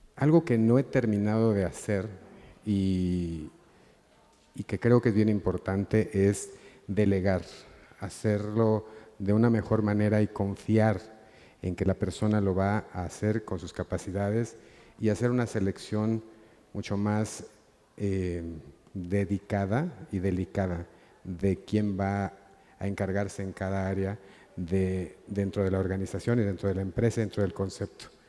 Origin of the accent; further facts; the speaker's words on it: Mexico; lo apasionado que yo me siento por ser mexicano